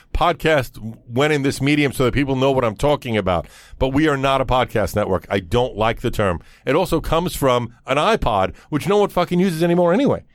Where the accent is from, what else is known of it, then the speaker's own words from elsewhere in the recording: New York City, New York, United States; growing up in Brooklyn